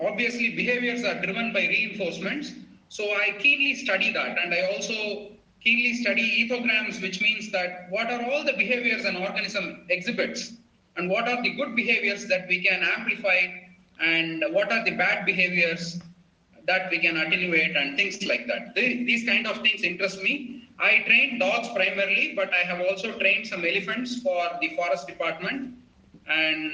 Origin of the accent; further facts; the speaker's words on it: Chennai, Tamil Nadu, India; moved away as an adult; born and brought up in Chennai.